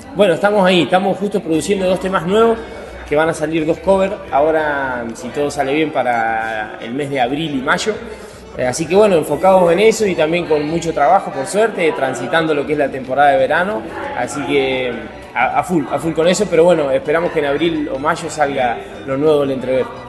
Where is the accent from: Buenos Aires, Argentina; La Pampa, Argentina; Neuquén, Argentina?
La Pampa, Argentina; Santa Rosa; Somos el entrevero de Santa Rosa La Pampa